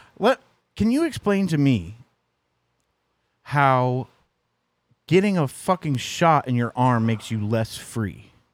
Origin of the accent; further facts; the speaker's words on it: Missouri, United States; moved away; That's my, uh, my home state.